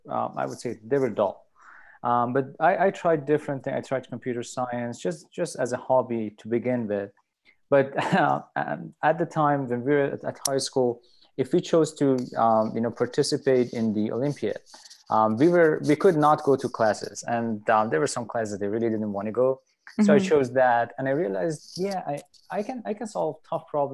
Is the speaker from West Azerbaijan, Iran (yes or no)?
no; Tehran, Tehran Province, Iran; moved away as an adult; also born or lived in Vancouver, Canada / Virginia / Ann Arbor, Michigan; now in Buffalo, United States; I'm from Iran, and basically I did my undergrad in Iran, in Tehran. That's where I'm from